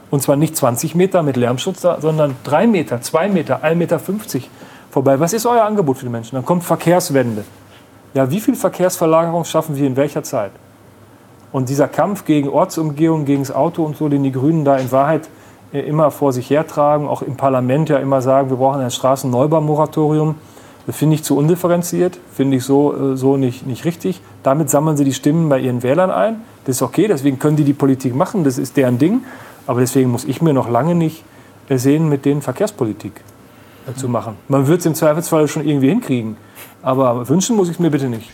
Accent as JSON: {"language": "German", "area": "Münsterland", "region": "North Rhine-Westphalia", "country": "Germany", "said": "jetzt komme ich aus dem Münsterland, aus einer äh, knapp 20.000 Einwohner äh, Stadt"}